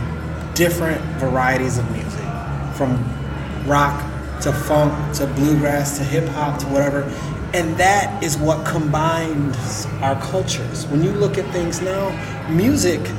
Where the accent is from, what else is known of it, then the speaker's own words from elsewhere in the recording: West Michigan, United States; also born or lived in Grand Rapids; now in Detroit, United States; I grew up in West Michigan